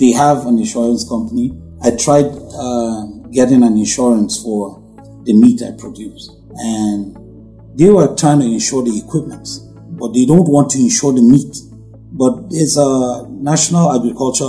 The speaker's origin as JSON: {"language": "English", "country": "Nigeria", "said": "I'm a Nigerian"}